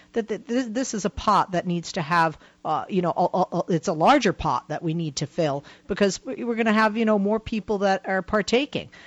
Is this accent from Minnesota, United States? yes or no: no; Massachusetts, United States; I'm from Massachusetts